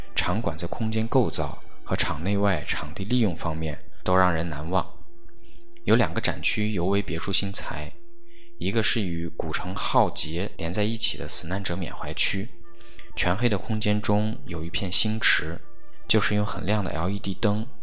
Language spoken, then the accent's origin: Chinese; northern China, China; 我是一个北方长大的人